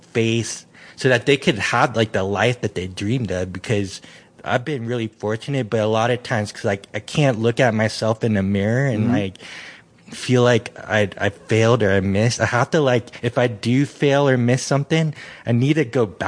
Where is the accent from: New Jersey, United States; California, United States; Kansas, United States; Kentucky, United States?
California, United States; San Francisco; moved away; growing up in San Francisco